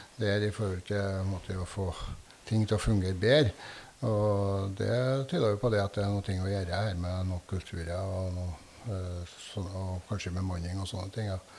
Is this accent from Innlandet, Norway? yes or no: no; Asplia, Trøndelag, Norway; familiegården der vi er fra, i Sør-Etran, i Asplia